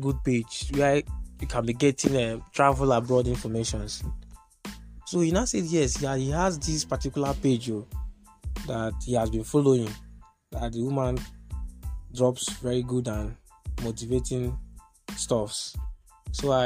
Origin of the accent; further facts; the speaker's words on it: Etche LGA, Igbo Etche, Rivers State, Nigeria; I'm from River State, Eche local government area, Ibo Eche to be more precise